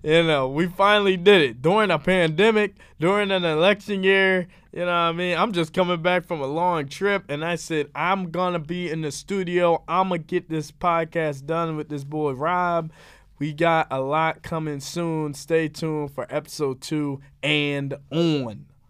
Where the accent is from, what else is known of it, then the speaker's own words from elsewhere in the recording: Philadelphia, Pennsylvania, United States; I was born and raised in Philadelphia. I live in the suburbs of Philly now.